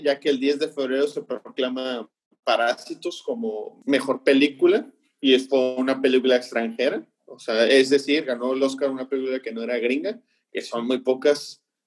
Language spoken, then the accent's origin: Spanish; Tampico, Tamaulipas, Mexico; nosotros que somos aquí de Tampico